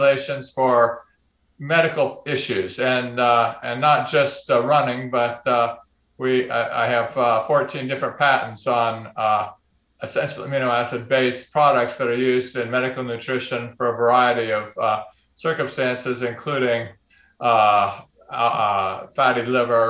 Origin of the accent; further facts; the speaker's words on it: Oakland, California, United States; moved away as an adult; also born or lived in Boston, United States; now in Arkansas, United States; I grew up in Oakland